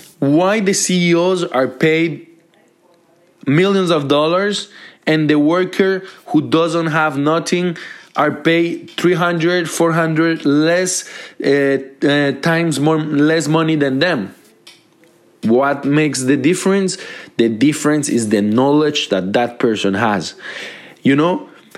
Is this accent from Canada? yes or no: yes; Montreal, Quebec, Canada; Because I grew up in Montreal, and Montreal is my lovely city.